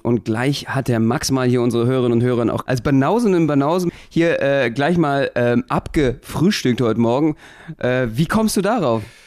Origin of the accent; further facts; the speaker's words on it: Berlin, Germany; Als Berliner